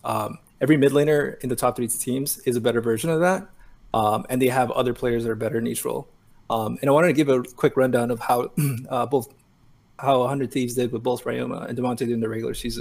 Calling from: San Francisco, California, United States; Calling from San Francisco.

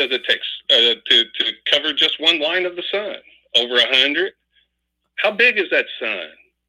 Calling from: Oakland, California, United States; calling from Oakland.

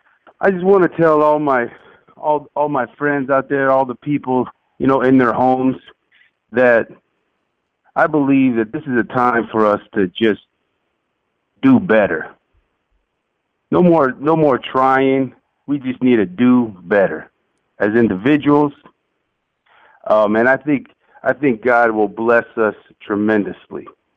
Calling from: Phoenix, Arizona, United States; I'm calling from Phoenix, Arizona.

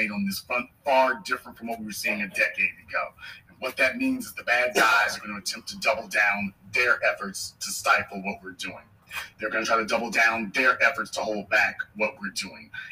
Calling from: Arlington, Virginia, United States; I'm calling from Arlington, Virginia.

